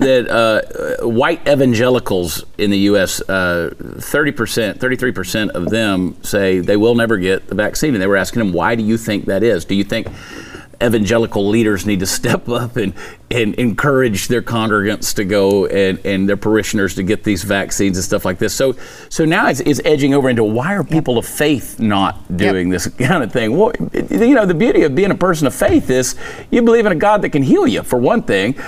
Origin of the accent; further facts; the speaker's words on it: Texas, United States; as a Texan